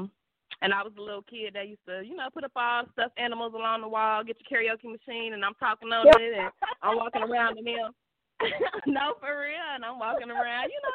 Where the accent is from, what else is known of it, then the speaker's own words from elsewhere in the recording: Dayton, Ohio, United States; I am from Dayton, Ohio, the gem city, the home of aviation, me and Gigi's hometown